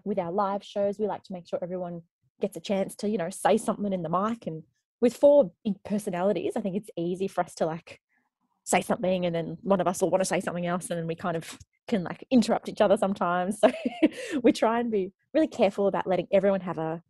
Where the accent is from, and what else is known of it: Darwin, Northern Territory, Australia; born or raised there; moved away; also born or lived in Canada / Melbourne